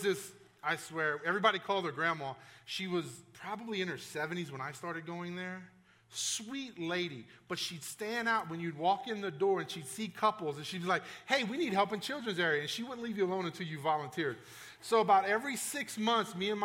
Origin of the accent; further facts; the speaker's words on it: South Louisiana, United States; I grew up in South Louisiana.